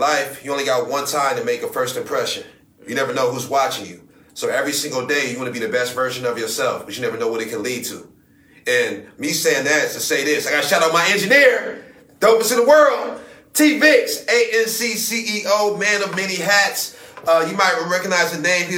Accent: Akron, Ohio, United States; We are from Akron, Ohio

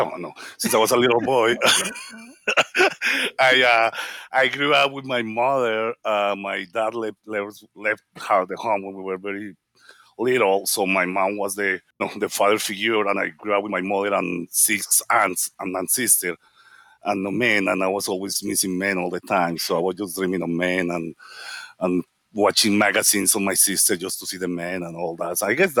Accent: Colombia; moved away as an adult; now in Los Angeles, United States; I'm from Colombia.

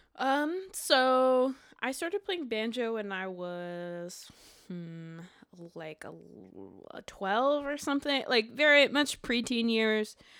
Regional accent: Montreal, Quebec, Canada; now in Brooklyn, United States; I was born in Montreal, Quebec.

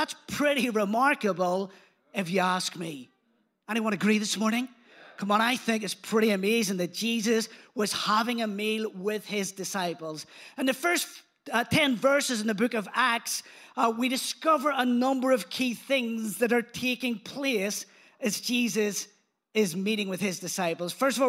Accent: Belfast, Northern Ireland, United Kingdom; accent: Belfast; not originally from around these parts. Although my accent, some people say, it's fading, but I don't know. I think I've still got quite a strong Belfast accent. That's until I go back home and then people change their mind.

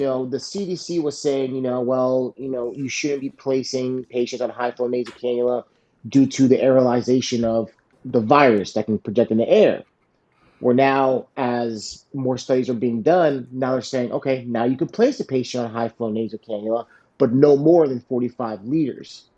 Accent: South Florida, United States; I grew up here in South Florida

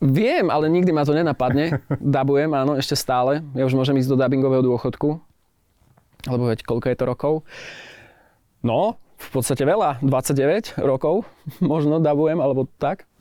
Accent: Martin, Žilina Region, Slovakia; now in Bratislava, Slovakia; Ja som sa narodil teda síce v Martine, žijem v Bratislave

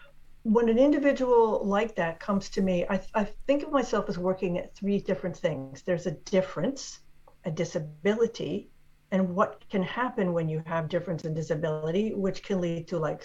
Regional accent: Washington, District of Columbia, United States; born there; I was actually born in Washington, D.C., which isn't even a state.

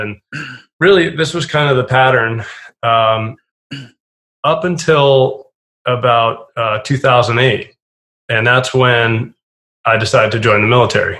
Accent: Cape Cod, Massachusetts, United States; I grew up in Massachusetts on Cape Cod to a working class family

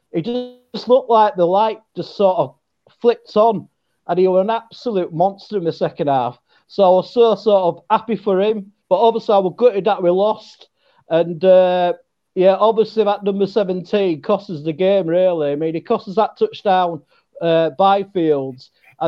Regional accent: England, United Kingdom; Well, we are sort of known as being intelligent people as English, sort of.

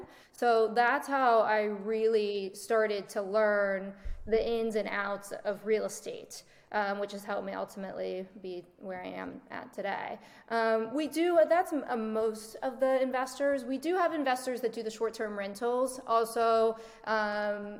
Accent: West Virginia, United States; moved away as an adult; now in South Florida, United States; I'm originally from West Virginia. I grew up in a small town.

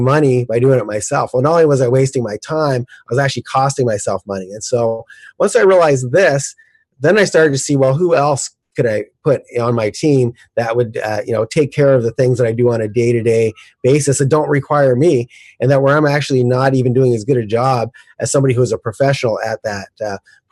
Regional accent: Canada; moved away; I'm originally from Canada, and originally I did all my real estate in Calgary, Canada

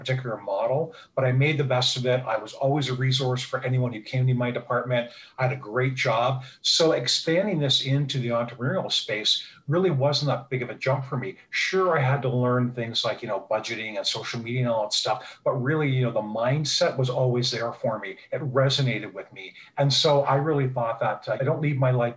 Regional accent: Niagara Falls, Ontario, Canada; also born or lived in Toronto; I'm from Niagara Falls, Ontario, Canada

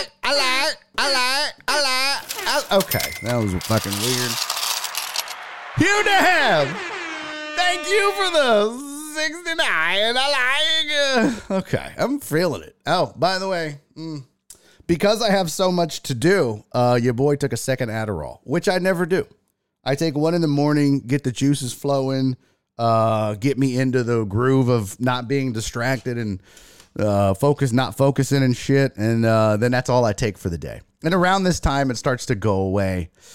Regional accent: Houston, Texas, United States; I'm from Houston, Texas, man. Born and raised

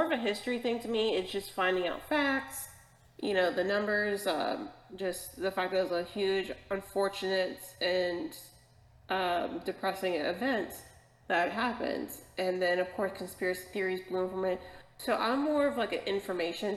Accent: Florida, United States; I grew up in Florida.

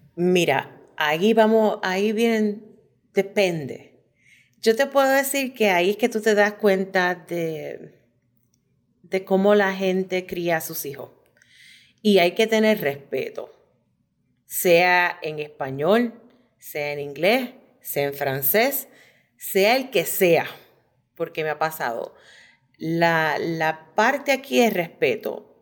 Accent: Puerto Rico; moved away as an adult; now in Michigan, United States; nacida y criada en Puerto Rico

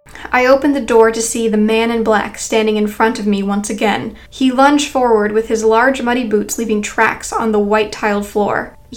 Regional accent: Boston, Massachusetts, United States; I'm from Boston, so I wouldn't have a New York area code, I explained to him.

